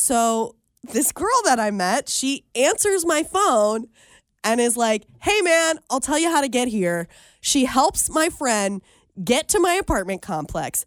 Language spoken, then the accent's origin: English; Cincinnati, Ohio, United States; moved away as an adult; also born or lived in Muncie, Indiana; I am from Cincinnati, but for the past 6 years, I was living in Muncie, Indiana